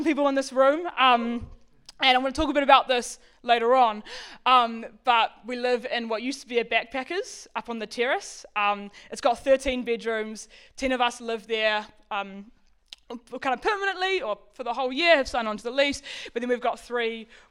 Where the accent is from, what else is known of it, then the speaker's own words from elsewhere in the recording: Auckland, New Zealand; moved away as an adult; now in Wellington, New Zealand; I grew up in West Auckland.